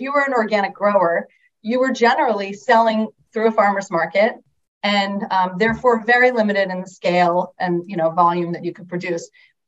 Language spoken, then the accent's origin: English; Long Island, New York, United States; moved away as an adult; also born or lived in Ohio; I grew up on Long Island in New York and became a vegetarian for random happenstance and moved to Ohio for college